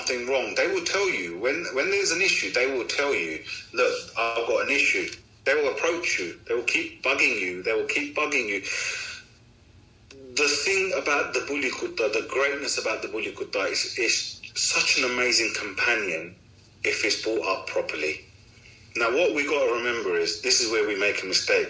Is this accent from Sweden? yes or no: no; United Kingdom; I'm British, I'm born British, you know, family's been here since the 50s. But Pakistan is where our roots are.